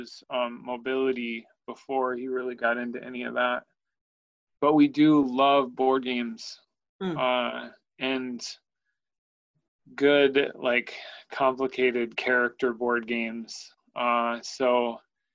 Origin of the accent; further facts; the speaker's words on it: Oshkosh, Wisconsin, United States; also born or lived in Oregon; Wisconsin. Oshkosh, Wisconsin.